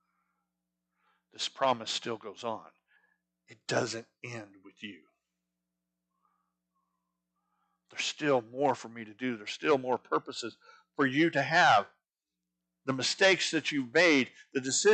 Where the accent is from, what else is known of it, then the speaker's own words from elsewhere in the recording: Arizona, United States; moved away; I grew up in Arizona, which Arizona is not part of the Bible Belt